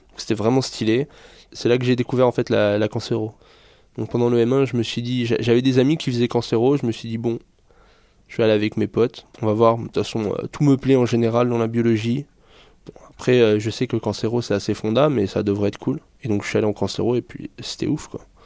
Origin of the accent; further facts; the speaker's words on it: France; d'où je viens, je viens de la France